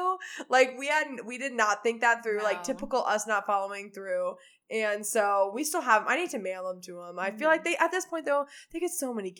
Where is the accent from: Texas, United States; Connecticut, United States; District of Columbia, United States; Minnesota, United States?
Texas, United States; moved away as an adult; also born or lived in Oklahoma; now in Chicago, United States; Texas will always hold a special place in my heart, and it'll always be where I grew up in my hometown